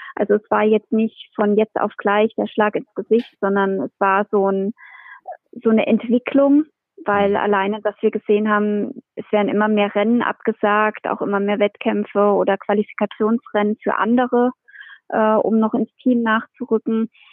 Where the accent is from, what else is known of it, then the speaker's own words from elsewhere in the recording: Hesse, Germany; bei uns in Hessen